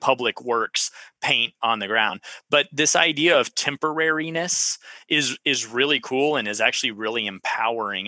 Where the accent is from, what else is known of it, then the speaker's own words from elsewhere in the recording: Central Texas, United States; I was from Central Texas